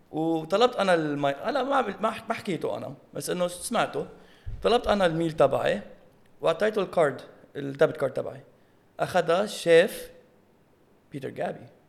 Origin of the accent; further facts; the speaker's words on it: Lebanon; now in United States; نحن بلبنان